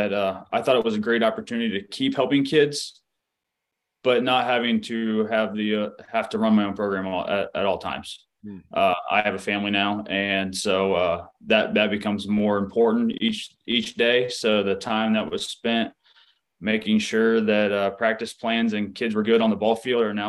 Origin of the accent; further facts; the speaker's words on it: Dayton, Ohio, United States; I'm from Dayton, Ohio, born and raised